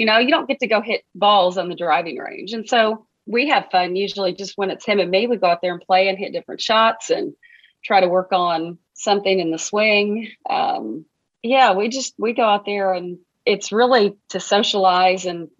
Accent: Arkansas, United States; Anybody who knows me knows how much I care about my home state. I love it. I'm so proud to be an Arkansan. There aren't better people in the world than Arkansans.

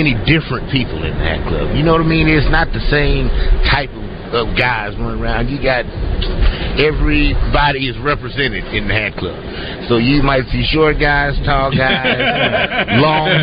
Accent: Camden, Arkansas, United States; moved away as an adult; now in Little Rock, United States; I live in Little Rock, but I'm from Camden.

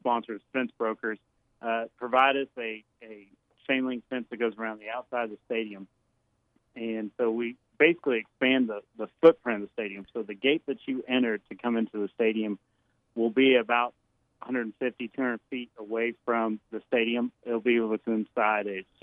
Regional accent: Little Rock, Arkansas, United States; growing up in Little Rock

